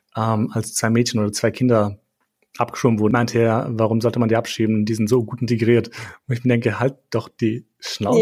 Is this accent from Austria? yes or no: yes; Austria; werde ich belächelt als Österreicher